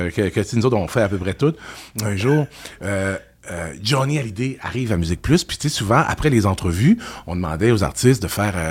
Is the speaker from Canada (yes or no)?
yes; Quebec, Canada; Euh, ben, je te dirais juste parce qu'on est Québécois. Puis les Québécois, dans tous les métiers, quand on est bon, on est excellent.